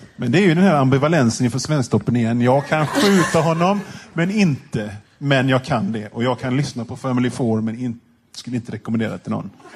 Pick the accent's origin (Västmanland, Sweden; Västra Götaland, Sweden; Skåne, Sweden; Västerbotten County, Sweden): Västra Götaland, Sweden; Gothenburg; Jag känner mig kränkt som göteborgare